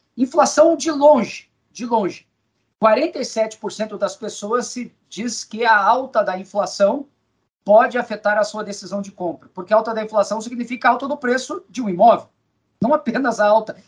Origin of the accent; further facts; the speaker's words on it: Brazil; enquanto brasileiro